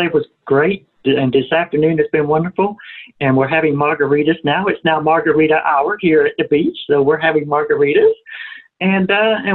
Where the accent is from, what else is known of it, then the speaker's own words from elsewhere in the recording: Atlanta, Georgia, United States; moved away as an adult; now in Arkansas, United States; I grew up and lived in Atlanta, Georgia my whole life